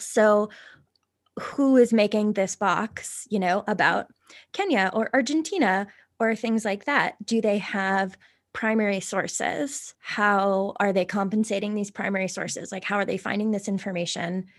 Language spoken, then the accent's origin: English; Ireland; I am Irish